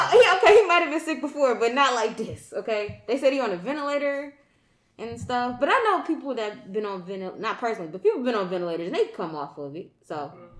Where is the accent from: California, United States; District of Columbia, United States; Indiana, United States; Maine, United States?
Indiana, United States; Y'all know I'm from Indiana.